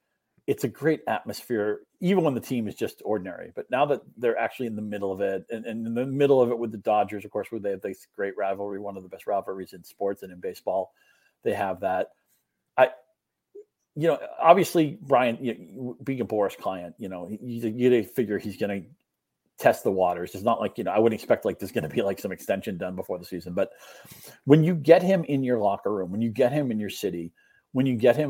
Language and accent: English; New England, United States; I grew up in New England